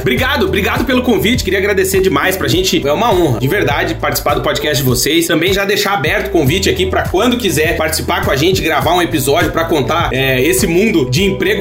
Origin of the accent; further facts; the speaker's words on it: Brazil; moved away as an adult; a gente nunca vai deixar de ser brasileiro